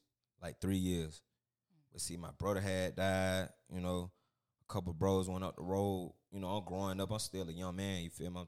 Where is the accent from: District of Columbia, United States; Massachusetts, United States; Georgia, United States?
Georgia, United States; Macon; I'm from Macon